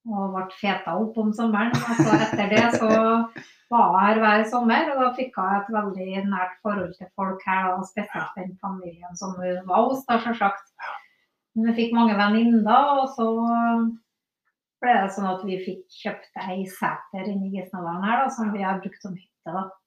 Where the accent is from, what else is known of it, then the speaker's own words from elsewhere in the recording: Trondheim, Trøndelag, Norway; moved away as an adult; now in Rennebu, Norway; jeg vokste opp i Trondheim.